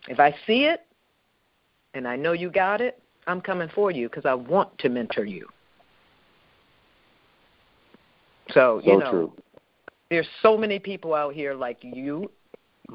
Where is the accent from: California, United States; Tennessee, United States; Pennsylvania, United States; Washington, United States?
Pennsylvania, United States; Philadelphia; I grew up in Philly. I grew up in Southwest